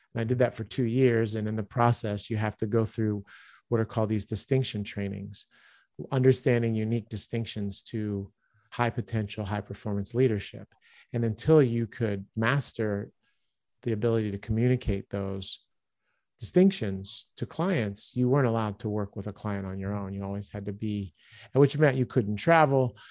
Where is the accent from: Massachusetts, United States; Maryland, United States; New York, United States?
Maryland, United States; Baltimore; moved away as an adult; also born or lived in Philadelphia area / Liège, Belgium / Stuttgart, Germany; I grew up in Baltimore, Maryland